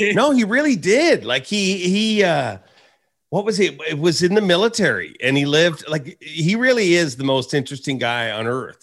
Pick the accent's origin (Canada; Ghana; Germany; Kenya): Canada; as a Canadian and having an oddball job at Bass